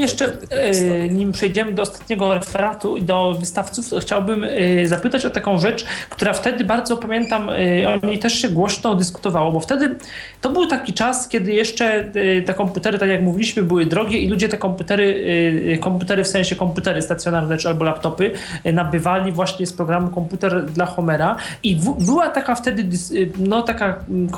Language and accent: Polish; Poznań, Greater Poland, Poland; jestem z Poznania